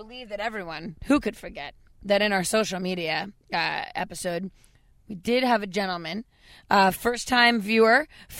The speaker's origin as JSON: {"language": "English", "town": "Boston", "region": "Massachusetts", "country": "United States", "said": "I'm from Boston."}